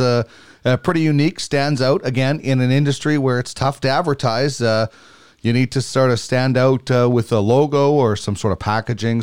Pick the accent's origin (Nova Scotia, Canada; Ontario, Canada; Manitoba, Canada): Manitoba, Canada; Brandon; moved away; my hometown, Brandon